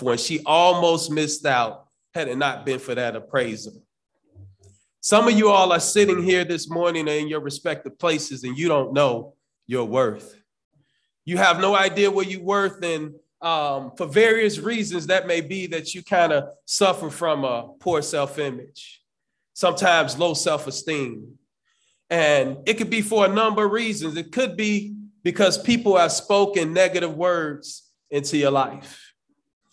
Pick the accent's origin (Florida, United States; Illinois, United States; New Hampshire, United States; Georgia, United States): Illinois, United States; Chicago; growing up in Cabrini Green for many years